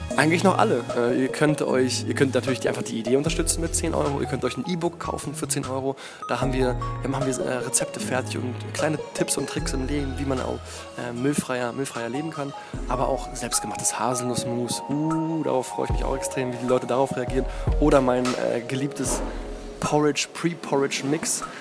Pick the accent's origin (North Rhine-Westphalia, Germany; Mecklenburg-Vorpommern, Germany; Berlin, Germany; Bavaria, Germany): Berlin, Germany; Ich bin aus Berlin, in Berlin geboren